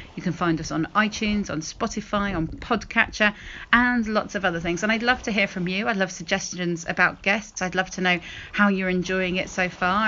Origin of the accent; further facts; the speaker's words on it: the north of England, United Kingdom; the place I grew up. I was born in the north of England.